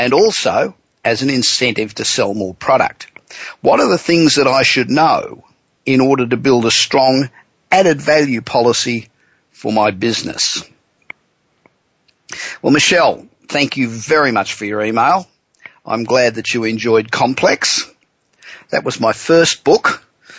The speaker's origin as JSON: {"language": "English", "town": "Los Angeles", "region": "California", "country": "United States", "tie": "born or raised there", "said": "We're coming to you this week from my hometown of Los Angeles."}